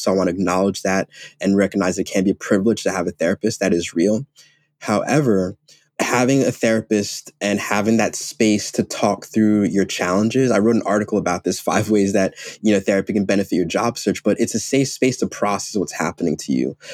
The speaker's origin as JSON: {"language": "English", "country": "Ghana", "moved": "yes", "said": "I'm Ghanaian, I'm African"}